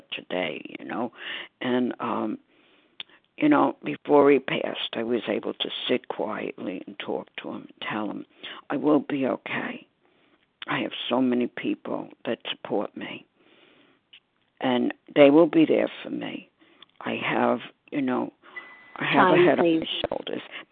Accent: New York City, New York, United States; I'm from Staten Island, New York

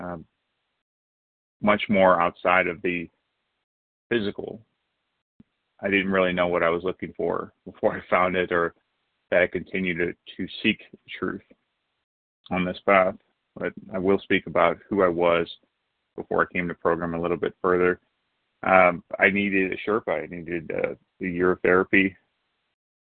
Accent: St. Louis, Missouri, United States; a man growing up in St. Louis

